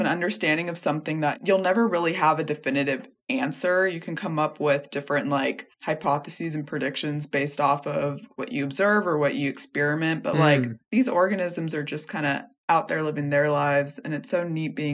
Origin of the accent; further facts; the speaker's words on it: California, United States; moved away as an adult; I'm originally from California